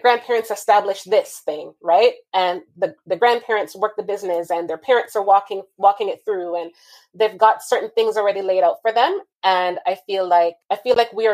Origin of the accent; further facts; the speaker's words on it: Jamaica; moved away; growing up in Jamaica